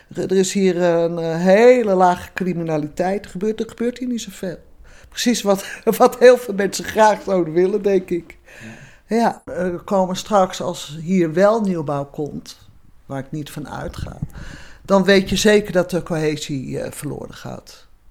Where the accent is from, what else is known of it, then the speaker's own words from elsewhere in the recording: Amsterdam, North Holland, Netherlands; moved away; Ras Amsterdammer